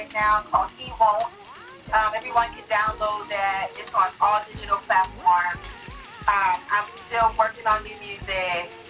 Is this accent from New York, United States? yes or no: no; California, United States; also born or lived in McKees Rocks, Pennsylvania / Pittsburgh, Pennsylvania; I moved to California when I was 8 years old.